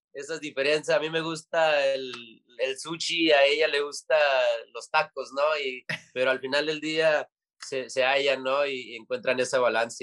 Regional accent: United States; siendo nacidos aquí en los Estados Unidos

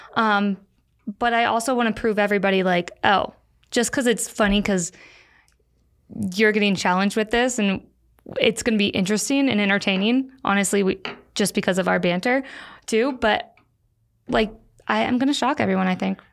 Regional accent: Florida, United States; born or raised there; moved away as an adult; also born or lived in St. Louis, Missouri / Park City, Utah

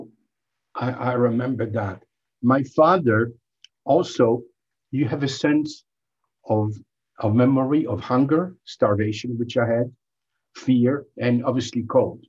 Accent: Belgium; English is a second language; moved away; also born or lived in France; I'm from Belgium

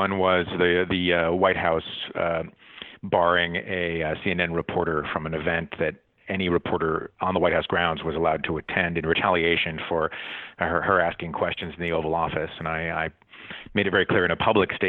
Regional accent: Paris, Île-de-France, France; also born or lived in Middlebury, Vermont, United States; I grew up half in Paris, half in Middlebury, Vermont, where my parents taught for about 30 years.

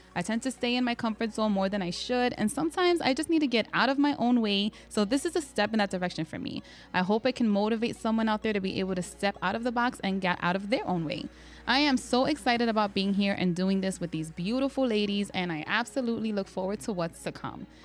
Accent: New York City, New York, United States; I'm a Latina, Puerto Rican, and Dominican, born and raised in the South Bronx

